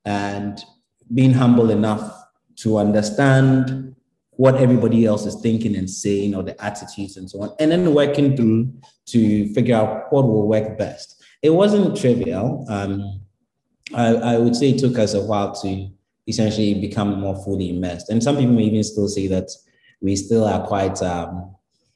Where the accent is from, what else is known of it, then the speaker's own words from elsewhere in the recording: Ghana; moved away; coming back, you feel as Ghanaian as anybody else